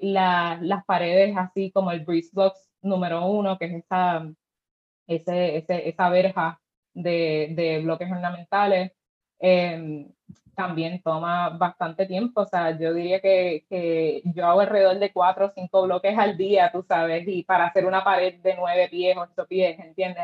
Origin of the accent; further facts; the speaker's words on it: Cabo Rojo, Puerto Rico; yo soy de Cabo Rojo, así que pues obviamente creciendo a la playa